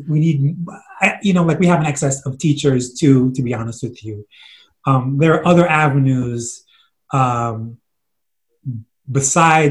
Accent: New York City, New York, United States; we grew up in Flatbush

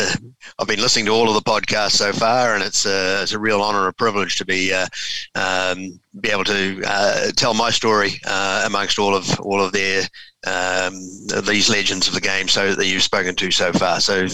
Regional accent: Huntly, Waikato, New Zealand; I was born and bred in Huntly in the Waikato.

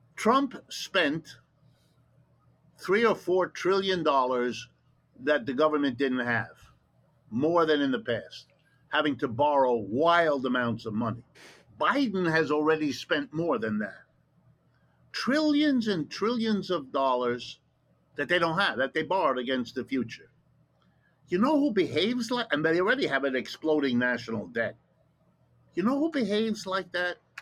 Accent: Ohio, United States; first language German; English is a second language; I, was born in Ohio

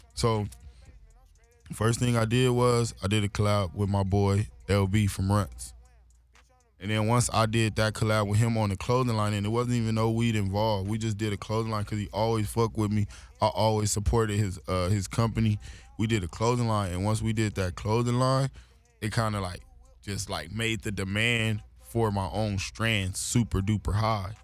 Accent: Los Angeles, California, United States; being young, growing up in Watts

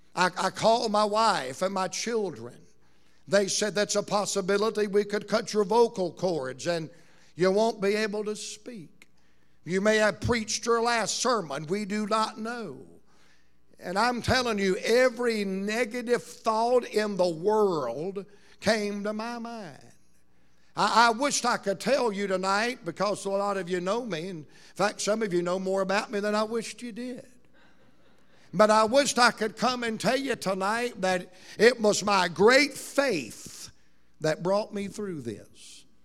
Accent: Roanoke Rapids, North Carolina, United States; us Roanoke Rapids people

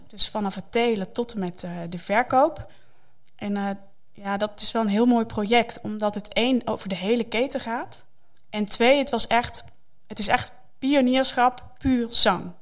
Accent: Netherlands; wij als Nederlanders

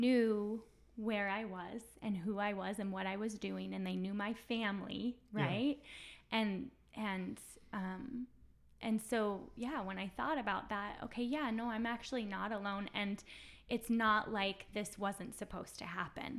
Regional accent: United States; I'm this American girl

